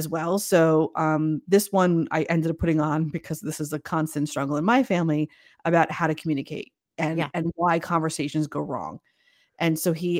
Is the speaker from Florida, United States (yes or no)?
no; New York City, New York, United States; I'm a New Yorker, I speak fast